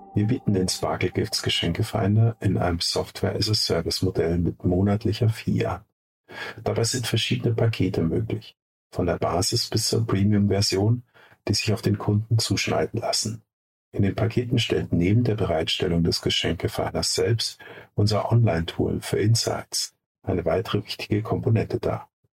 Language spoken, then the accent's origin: German; Munich, Bavaria, Germany; Beide sind wir Münchner Kindle.